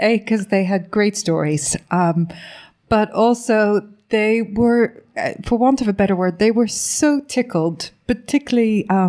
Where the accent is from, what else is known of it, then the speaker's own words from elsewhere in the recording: Ireland; being Irish